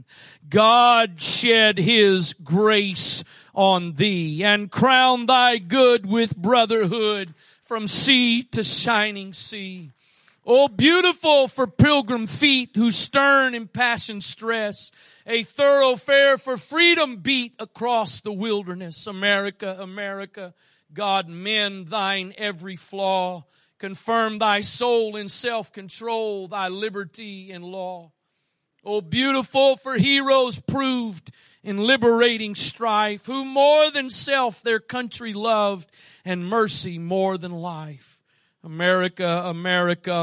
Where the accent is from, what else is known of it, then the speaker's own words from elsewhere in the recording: United States; I was born here. But I'm thankful I was born here